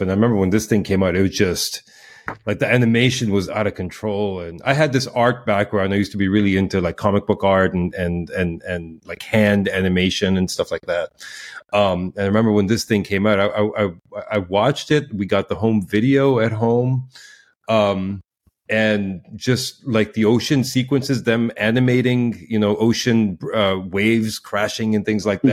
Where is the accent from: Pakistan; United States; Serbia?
Pakistan; moved away; I grew up in in Pakistan